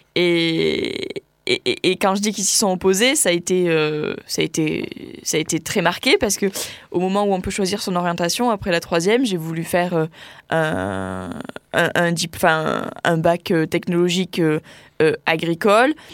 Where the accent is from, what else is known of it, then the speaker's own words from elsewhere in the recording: Tarn-et-Garonne, Occitania, France; moved away as an adult; also born or lived in Pyrénées-Atlantiques; Je suis originaire du Tarn-et-Garonne à la base, mais, mais je m'installe dans les Pyrénées-Atlantiques